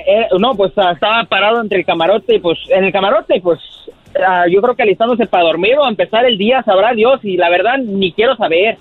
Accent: Chicago, Illinois, United States; now in Austin, United States; soy de aquí de Austin, Texas y originalmente de Chicago

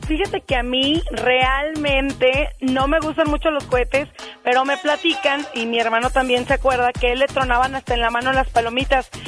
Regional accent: Mexico; son dos que nos distinguen como verdaderos mexicanos

